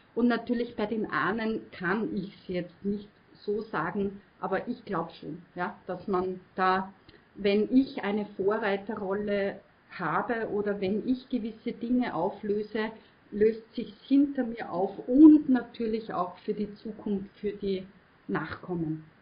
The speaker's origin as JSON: {"language": "German", "area": "Mostviertel", "region": "Lower Austria", "country": "Austria", "said": "bei uns im Mostviertel"}